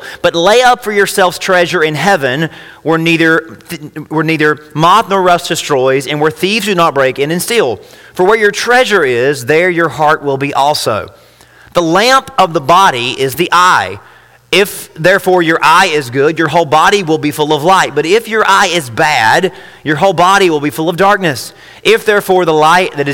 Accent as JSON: {"language": "English", "country": "United States", "said": "being an American"}